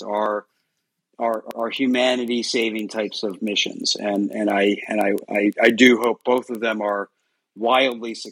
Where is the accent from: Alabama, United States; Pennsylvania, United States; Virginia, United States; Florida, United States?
Pennsylvania, United States; York; So I'm from York, Pennsylvania. Born and raised, as they say.